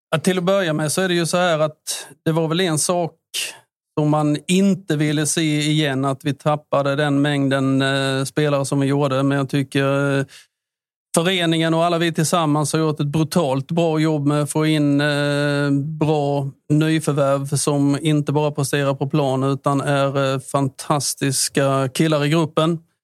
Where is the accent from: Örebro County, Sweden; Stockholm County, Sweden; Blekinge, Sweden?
Blekinge, Sweden; Listerlandet; vi är från Listerlandet